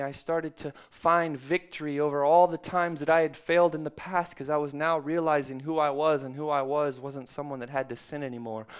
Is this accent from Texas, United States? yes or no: yes; Texas, United States; I grew up in Texas